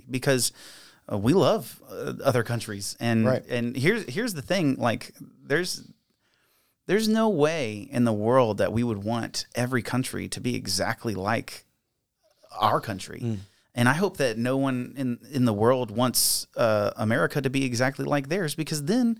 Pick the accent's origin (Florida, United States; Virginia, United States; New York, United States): Virginia, United States; Like all I tell people, like, yes, I'm from Virginia. You're welcome.